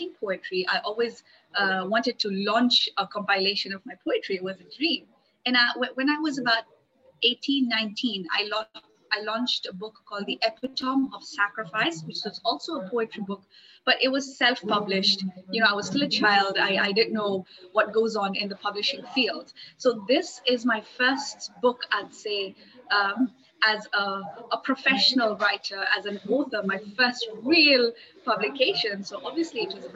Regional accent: Nairobi, Kenya; moved away as an adult; also born or lived in Malaysia; now in Zanzibar, Tanzania; I'm somebody who was born and brought up in Nairobi, Kenya. Grew up in all the Kenyan ways you can imagine.

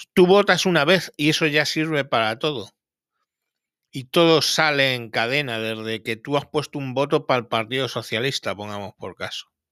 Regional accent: Spain

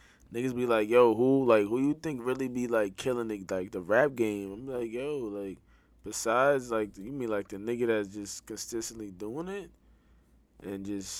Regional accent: New York City, New York, United States; I'm from Brooklyn.

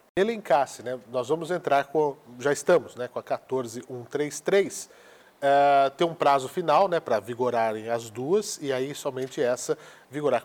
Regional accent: Araraquara, São Paulo, Brazil; faço menção aqui à minha cidade natal

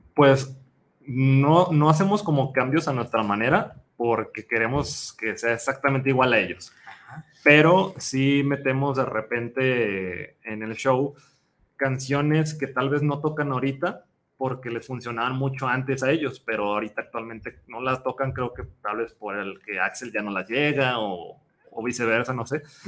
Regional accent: Guadalajara, Jalisco, Mexico; todos, menos eh, el guitarrista rítmico y el vocalista, somos de Guadalajara

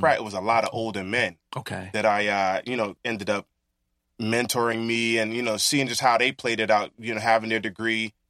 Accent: New York City, New York, United States; being born and raised in Brooklyn

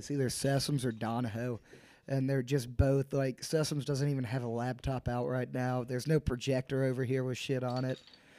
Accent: Tuscaloosa, Alabama, United States; Yeah, I grew up in I'm an Alabama fan, grew up in Tuscaloosa. I hate Auburn, but I go here for college.

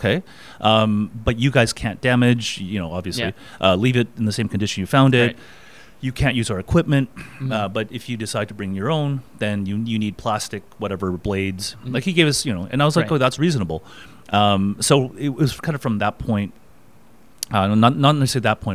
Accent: Burnaby, British Columbia, Canada; I grew up in Burnaby, just outside of Vancouver

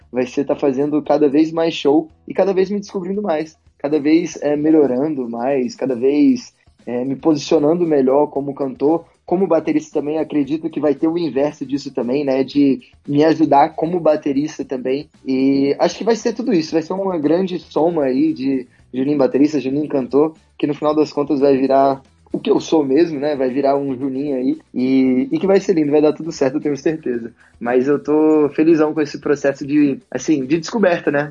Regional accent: Brasília, Federal District, Brazil; Eu sou de Brasília

